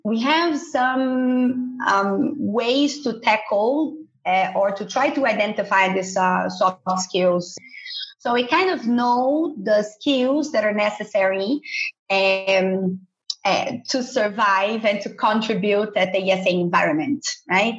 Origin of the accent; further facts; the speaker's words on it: Brazil; moved away as an adult; also born or lived in São Paulo, Brazil; now in Barcelona, Spain; I'm originally from Brazil, so I was based in the São Paulo campus